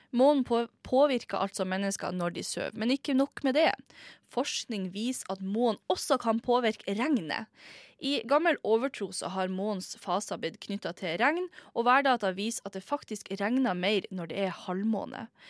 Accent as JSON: {"language": "Norwegian", "region": "Northern Norway", "country": "Norway", "said": "jeg er nordlending, jeg er fra en liten plass, liten spøkelsesby, der mange folk har dødd i gruven."}